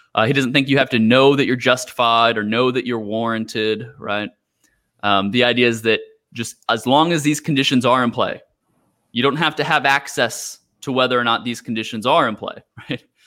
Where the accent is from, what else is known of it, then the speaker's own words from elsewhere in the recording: Houston, Texas, United States; moved away as an adult; now in Macau, China; I'm from Houston.